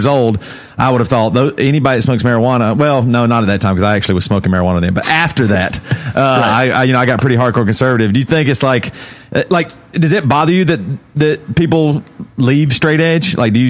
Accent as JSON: {"language": "English", "region": "the South", "country": "United States", "tie": "born or raised there", "said": "All these things that were taught to me growing up in the South."}